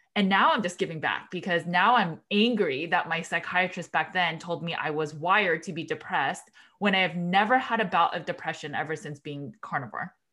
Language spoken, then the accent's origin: English; Los Angeles, California, United States; also born or lived in Berkeley, California; I am from Los Angeles, California, and then I went to, uh, University of California, Berkeley